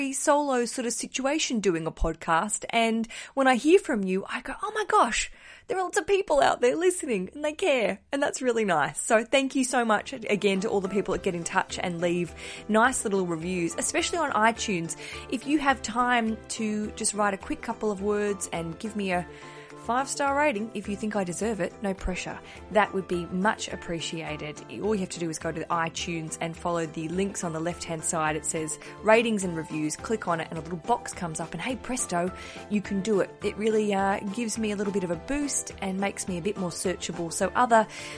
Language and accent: English; Australia; As an Australian